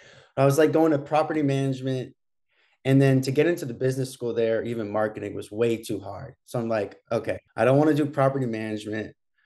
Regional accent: Berkeley, California, United States; born there; I was born in Berkeley, California.

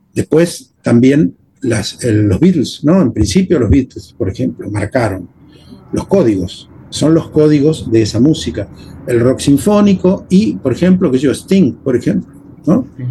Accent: Temperley, Buenos Aires Province, Argentina; accent: Porteño; yo soy argentino, yo nací en la Argentina y me crié con los códigos de mi país en la Argentina

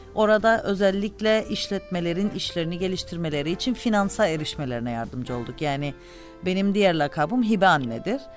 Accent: Cyprus; moved away as an adult; also born or lived in Istanbul; doğduğunuz yer işte e, arkadaşlarınızın e, dostlarınızın akrabalarınızın bulunduğu yer kültürünüzün ait olduğu yer

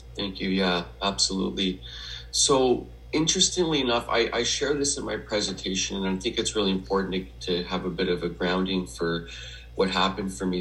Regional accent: Edmonton, Alberta, Canada; I was born in Edmonton, Alberta, in Western Canada

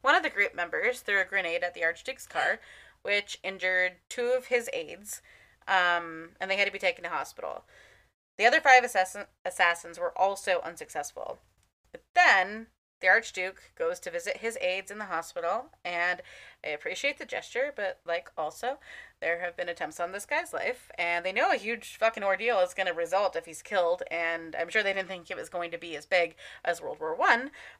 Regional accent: United States; I'm American

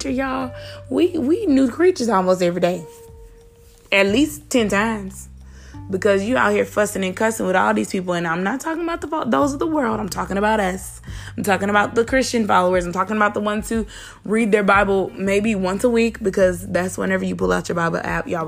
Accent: Mississippi, United States; I'm from Mississippi

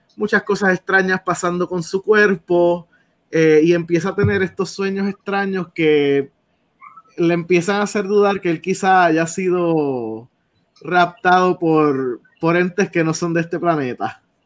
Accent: Salinas, Puerto Rico; yo soy de Salinas

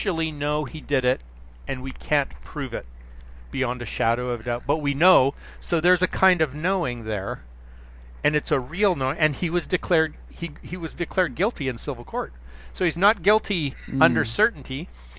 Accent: Canada; I'm from Canada

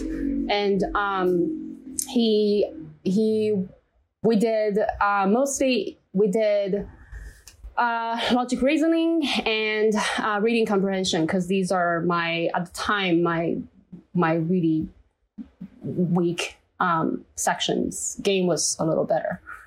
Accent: China; English is a second language; moved away as an adult; now in United States; I'm from China

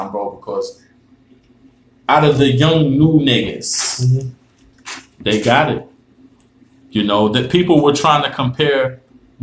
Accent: New York City, New York, United States; I'm from Harlem

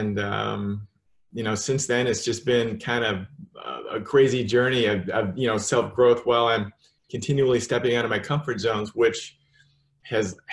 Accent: Salem, Oregon, United States; moved away; I'm from Salem, Oregon.

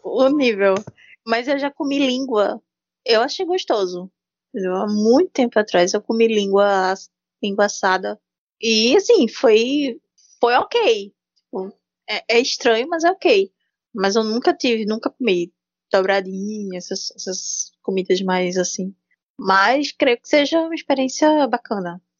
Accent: Pernambuco, Brazil; eu sou pernambucana com orgulho

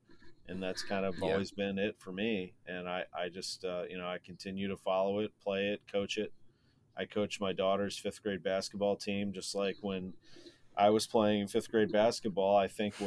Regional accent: St. Louis, Missouri, United States; I grew up in St. Louis, which is a very sports heavy city

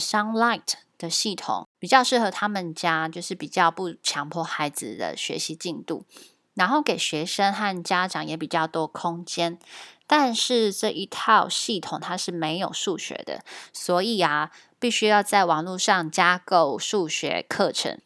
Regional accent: Taiwan; 我们台湾传统在学校学中文的方式

